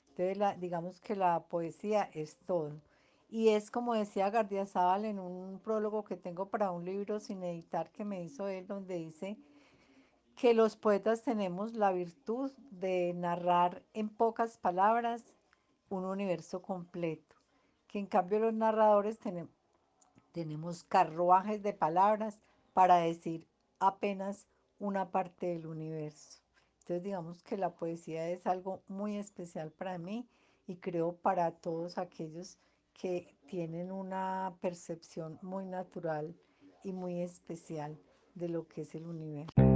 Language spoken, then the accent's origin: Spanish; Cali, Valle del Cauca, Colombia; now in Medellín, Colombia; en Cali Valle eh, fuimos seis hermanos